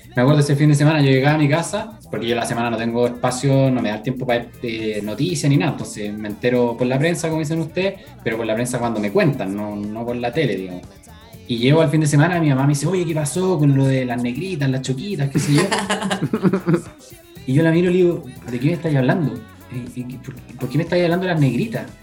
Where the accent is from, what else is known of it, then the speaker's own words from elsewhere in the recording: La Florida, Santiago Metropolitan Region, Chile; soy de la Florida, pero de la Florida a, Santiago